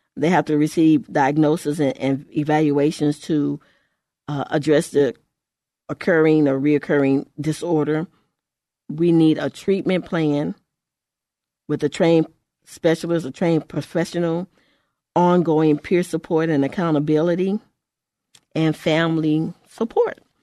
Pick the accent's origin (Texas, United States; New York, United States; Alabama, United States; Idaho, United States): Texas, United States; in our state, because I'm from Texas